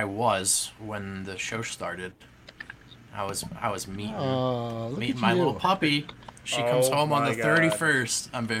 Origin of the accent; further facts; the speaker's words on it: Akron, Ohio, United States; I grew up in Akron.